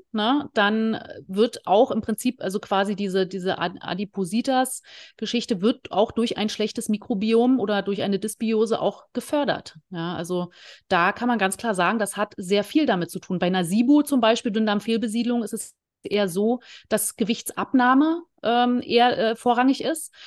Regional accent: former East Germany, Germany; ich komme äh, aus dem Leistungssport, äh, aus der ehemaligen DDR. Ich habe äh, Leichtathletik und Eisschnelllauf gemacht

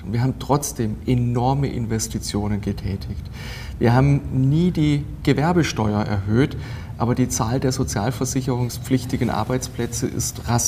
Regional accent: Bad Säckingen, Baden-Württemberg, Germany; born there; now in Donaueschingen, Germany; Das ist sowohl in meiner Geburtsstadt äh, Bad Säckingen als auch in meinem Wohnort Donaueschingen als auch praktisch in meinem ganzen Wahlkreis ein großes Thema.

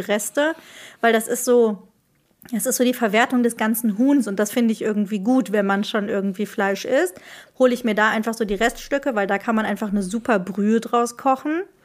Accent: Marburg, Hesse, Germany; moved away as an adult; now in Rhineland, Germany; Ich komme aus Marburg

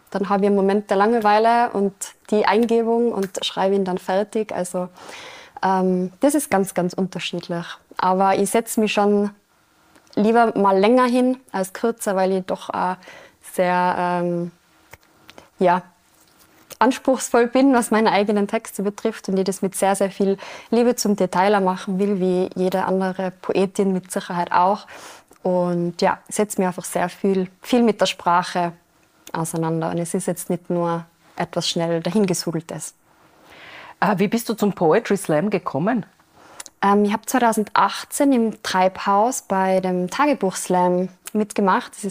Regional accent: Austria; Bei uns in Österreich sind es fünf Minuten.

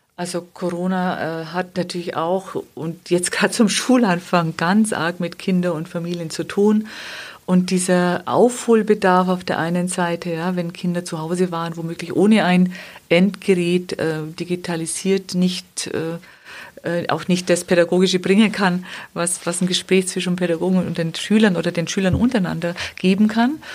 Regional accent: Wemding, Bavaria, Germany; dass ich selber Trainerin war dann in meiner Heimatstadt Wemding

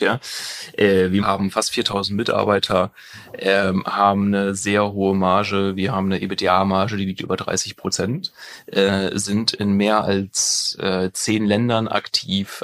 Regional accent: near Münster, North Rhine-Westphalia, Germany; in Münster. Also ich komme da aus der Nähe

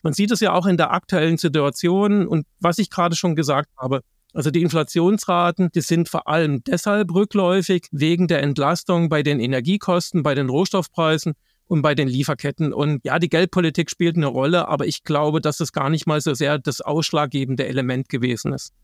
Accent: Germany; bei uns in Deutschland

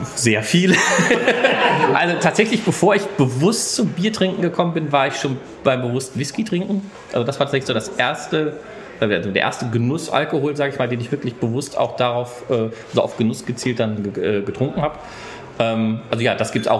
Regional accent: Bochum, North Rhine-Westphalia, Germany; ich komme aus Bochum Bochum

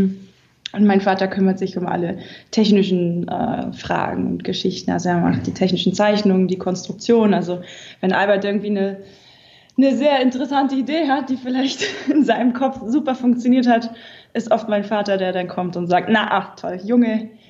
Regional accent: Berlin, Germany; bin dann vom Ausland zurückgekommen, wieder an meine Heimat Berlin

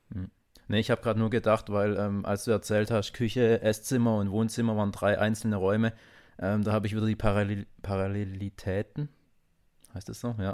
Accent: the Heilbronn area, Baden-Württemberg, Germany; now in Stuttgart, Germany; wir kommen ja aus, auch aus der Ecke

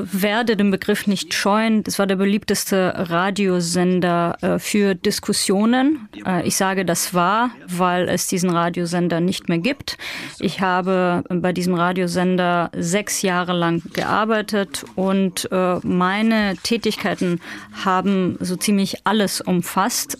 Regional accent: Chelyabinsk, Chelyabinsk Oblast, Russia; moved away as an adult; also born or lived in St. Petersburg, Russia; now in Tbilisi, Georgia; in der ich geboren bin und aufgewachsen bin, in meinem Heimatort der Stadt Chelyabinsk. Dort habe ich ähm, gelebt, bis ich 18 war

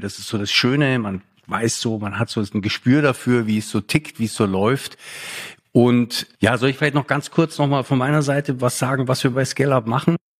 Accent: Lake Starnberg, Bavaria, Germany; also born or lived in Munich; now in Berlin, Germany; Ich bin hier in, am Starnberger See aufgewachsen

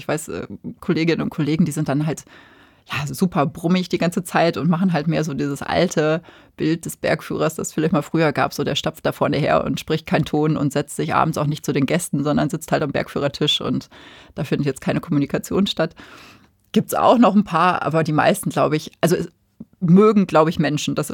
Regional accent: Ruhr area, North Rhine-Westphalia, Germany; also born or lived in Münster / Hamburg / Chiemgau / Allgäu; now in Bavaria, Germany; weil ich bin ja im Ruhrgebiet geboren

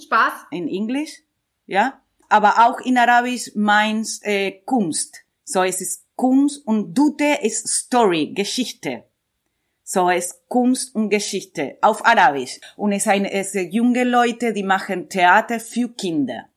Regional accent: Buenos Aires, Argentina; German is a second language; moved away; also born or lived in Amman, Jordan / Berlin; ich komme aus Buenos Aires

